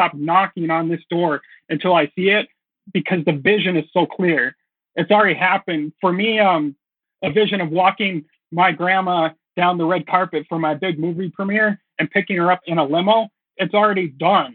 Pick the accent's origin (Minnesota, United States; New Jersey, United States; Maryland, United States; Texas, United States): Minnesota, United States; moved away as an adult; now in Los Angeles, United States; I went back home to Minnesota